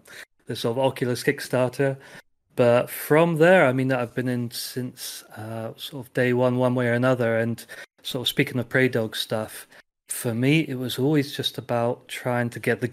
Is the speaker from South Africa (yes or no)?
no; England, United Kingdom; moved away as an adult; now in Slovakia; So I am English or British, but 10-11 years ago I moved to Slovakia